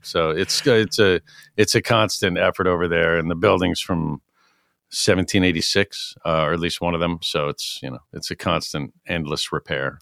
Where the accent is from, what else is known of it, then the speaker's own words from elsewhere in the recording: New York City, New York, United States; now in Egremont, United States; I grew up in New York City